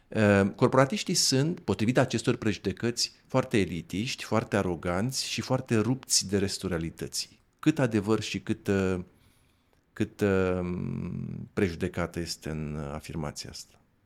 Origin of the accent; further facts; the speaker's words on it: Dorohoi, Botoșani County, Romania; eu sunt de la Dorohoa.